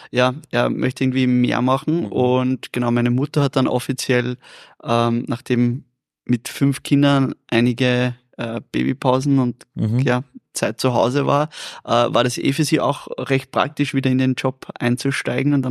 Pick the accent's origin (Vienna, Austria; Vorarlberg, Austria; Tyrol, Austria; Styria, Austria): Vienna, Austria; Ja, ich habe das Wort nicht gekannt. Ich bin Wiener. Wir, wir, wir reden nicht so.